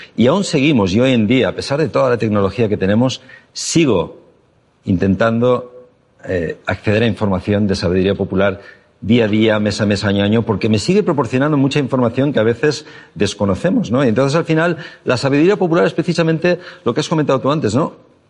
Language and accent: Spanish; Valencia, Valencian Community, Spain; soy de Valencia, un lugar donde hoy en día ya las noches en verano son tropicales siempre